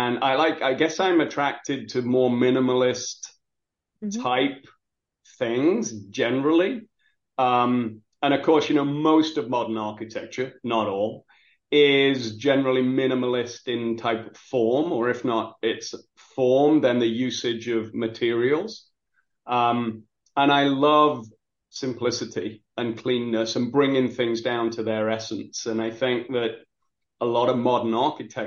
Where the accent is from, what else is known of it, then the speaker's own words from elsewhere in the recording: England, United Kingdom; now in Baltimore, United States; I grew up in England in the industrial, you know, where the first industrial revolution went on. And so I grew up around coal mines and steelworks